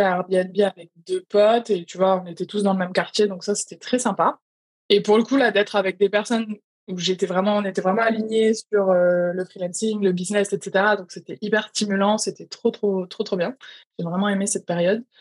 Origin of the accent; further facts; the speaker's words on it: France; moved away as an adult; also born or lived in London; quand j'ai quitté la France il y a quatre ans